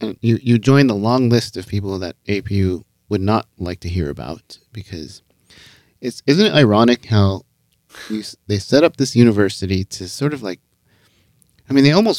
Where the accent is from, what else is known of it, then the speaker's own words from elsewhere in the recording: United States; Being Asian American in white nationalist evangelical spaces really sucks. I mean, it kind of just sucks as being an Asian American man in America, but yeah.